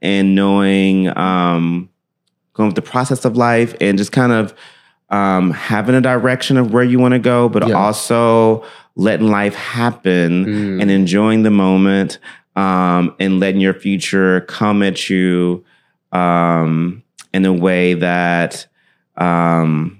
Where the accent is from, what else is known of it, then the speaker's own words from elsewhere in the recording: Memphis, Tennessee, United States; I grew up in Memphis all my life